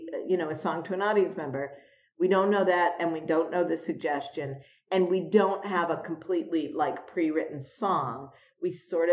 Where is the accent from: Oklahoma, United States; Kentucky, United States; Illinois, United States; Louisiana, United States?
Illinois, United States; Chicago; I grew up in Chicago